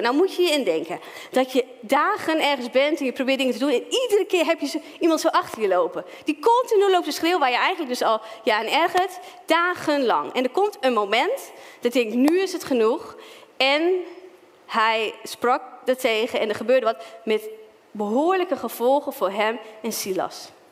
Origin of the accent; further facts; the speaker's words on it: Stadskanaal, Groningen, Netherlands; moved away as an adult; also born or lived in Zwolle; now in Ermelo, Netherlands; Dus ik ben opgegroeid in de Pinkstergemeente in Stadskanaal